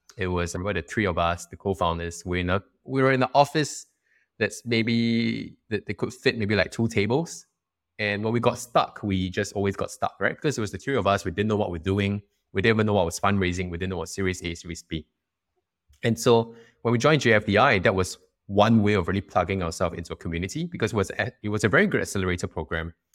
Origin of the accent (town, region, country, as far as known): Singapore